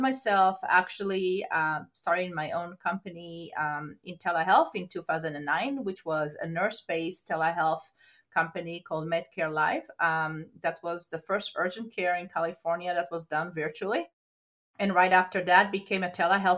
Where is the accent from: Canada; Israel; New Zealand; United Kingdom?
Israel; moved away as an adult; now in United States; So I'm actually born and raised in Israel, came to the United States to pursue my career